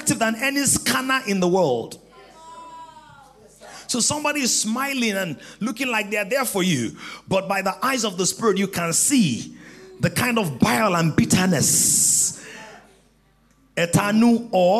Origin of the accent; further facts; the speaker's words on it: Ekiti, Nigeria; I'm from Ekiti